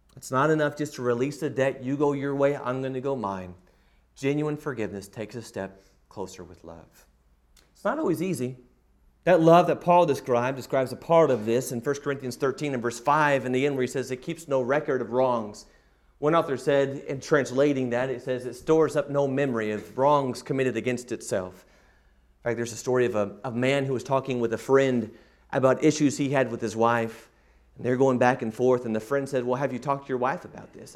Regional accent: Dallas, Texas, United States; my hometown in Dallas

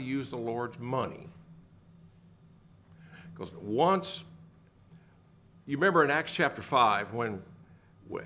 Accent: the hills of Tennessee, United States; Growing up in the South on Sunday mornings down in the hills of Tennessee

